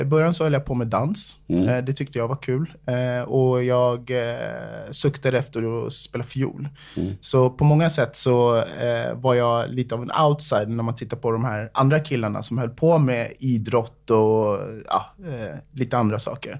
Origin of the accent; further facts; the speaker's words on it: Segeltorp, Stockholm County, Sweden; also born or lived in Bahamas; uppvuxen i Segeltorp, ett, eh, litet område, eh, strax utanför, eh, inre delen av Stockholm, det är en förort till, till Stockholm.